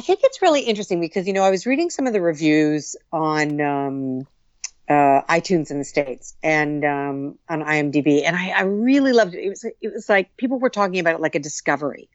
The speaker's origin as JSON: {"language": "English", "area": "Muskoka", "region": "Ontario", "country": "Canada", "tie": "born or raised there", "said": "I grew up in Muskoka, on Lake"}